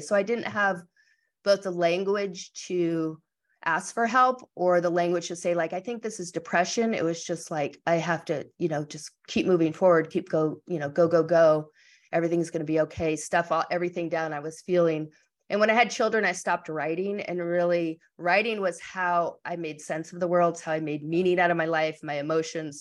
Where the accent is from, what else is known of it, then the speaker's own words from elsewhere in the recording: Massachusetts, United States; moved away as an adult; also born or lived in California; I grew up in Massachusetts